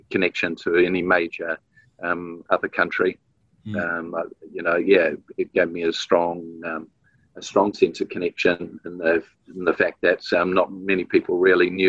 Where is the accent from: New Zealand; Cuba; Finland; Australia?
New Zealand; so, yeah, always proud to be um, from Aotearoa, from New Zealand.